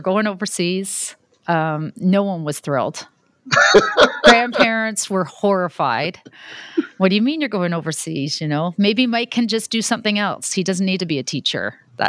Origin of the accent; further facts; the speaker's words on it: Canada; moved away as an adult; now in Saudi Arabia; I'm Canadian, you know, born and raised